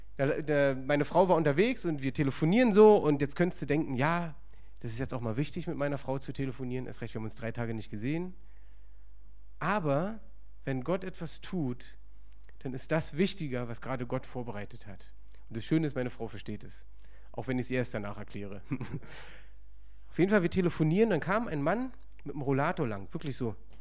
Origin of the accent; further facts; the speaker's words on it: Berlin, Germany; ich bin im Osten aufgewachsen, Ostberlin